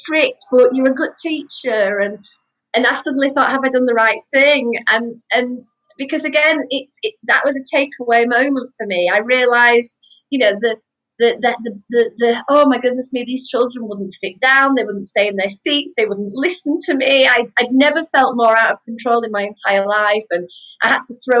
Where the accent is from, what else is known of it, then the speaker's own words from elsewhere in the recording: Wakefield, Yorkshire and the Humber, United Kingdom; moved away as an adult; also born or lived in Nottingham; We moved from Nottingham back up to Wakefield because of my husband's job before we got married.